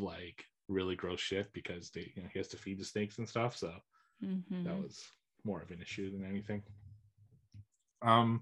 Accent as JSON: {"language": "English", "country": "Canada", "said": "I'm fucking Canadian."}